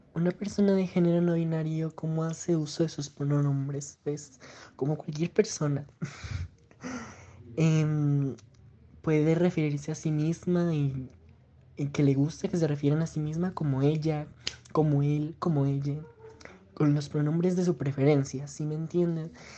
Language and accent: Spanish; Pasto, Nariño, Colombia; soy de Pasto Nariño.